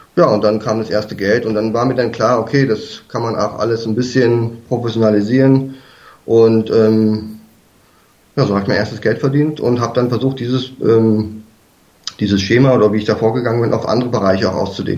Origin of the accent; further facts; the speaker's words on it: Berlin, Germany; also born or lived in south of Munich, Bavaria; now in near Munich, Germany; ursprünglich, weiß nicht, ob man das schon gehört hat, komme ich eigentlich aus Berlin